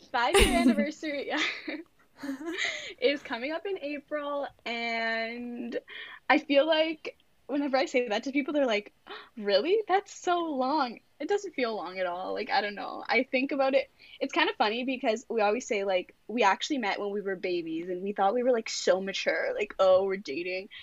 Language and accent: English; Greater Toronto Area, Ontario, Canada; I'm from Toronto. Well, just outside of the Toronto G, the G T